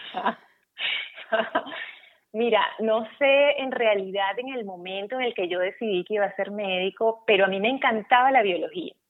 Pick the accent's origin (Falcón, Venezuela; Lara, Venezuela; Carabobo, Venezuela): Carabobo, Venezuela; Valencia; moved away as an adult; now in Germany; yo estaba terminando el bachillerato en Valencia, eh, yo soy valenciana